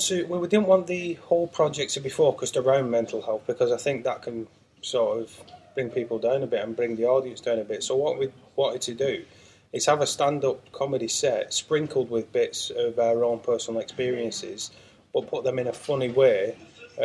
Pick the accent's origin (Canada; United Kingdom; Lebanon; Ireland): United Kingdom; Farnworth, North West England; Farnworth, I mean, growing up there was quite, there's a lot of crime and stuff